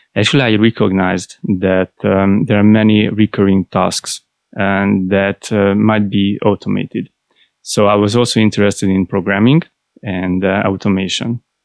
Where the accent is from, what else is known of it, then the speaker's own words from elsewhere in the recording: Budapest, Hungary; I was born in Budapest, and I started there in Budapest.